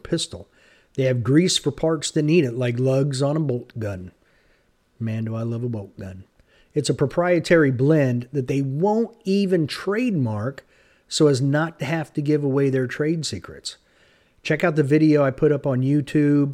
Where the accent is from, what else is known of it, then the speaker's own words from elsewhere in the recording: Dallas, Texas, United States; I was born in Dallas, so I've been a Cowboys fan my entire life